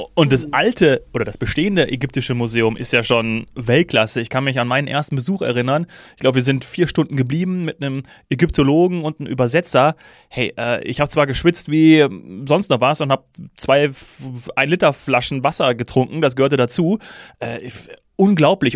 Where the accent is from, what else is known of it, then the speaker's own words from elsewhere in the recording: Hesse, Germany; Als gebürtiger Hesse